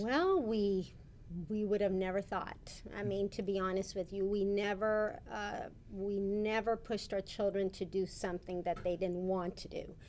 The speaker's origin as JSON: {"language": "English", "town": "Rio Grande City", "region": "Texas", "country": "United States", "tie": "born or raised there", "also_born_or_lived": "McAllen, Texas", "said": "I was raised in Rio Grande City, Texas"}